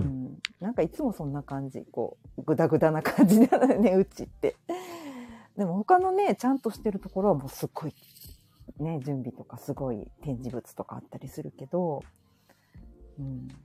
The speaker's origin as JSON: {"language": "Japanese", "area": "Shikoku", "region": "Kagawa", "country": "Japan", "said": "四国ってこうまるっとこう一括りにされちゃうんだけど、四国の香川です。"}